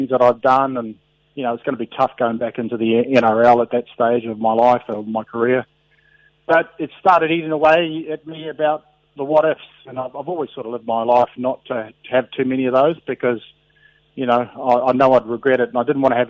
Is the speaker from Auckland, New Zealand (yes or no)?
yes; Auckland, New Zealand; moved away as an adult; also born or lived in England; I was brought up in Otara, again in South Auckland